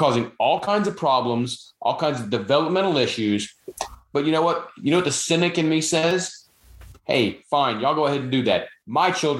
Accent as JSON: {"language": "English", "town": "Charlotte", "region": "North Carolina", "country": "United States", "tie": "born or raised there", "moved": "yes", "said": "where I grew up in Charlotte"}